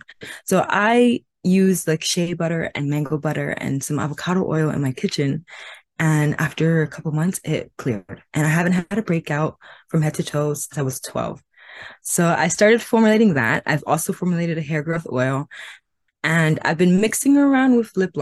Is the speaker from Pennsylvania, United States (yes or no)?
no; New York City, New York, United States; also born or lived in Caribbean (family ancestry); I'm from New York City